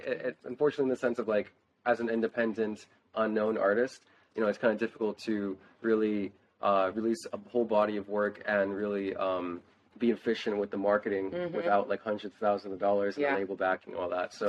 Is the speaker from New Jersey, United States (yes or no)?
no; Broward, Florida, United States; also born or lived in Boca Raton, Florida / Coconut Creek, Florida; So I grew up in Broward and then I moved to Boca.